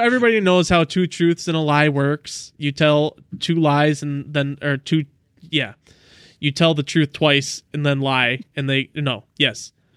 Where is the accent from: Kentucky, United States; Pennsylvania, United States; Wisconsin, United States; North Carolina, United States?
Wisconsin, United States; Southeast; my hometown of, oh, I don't wanna dox myself. Uh, it was in Southeast Wisconsin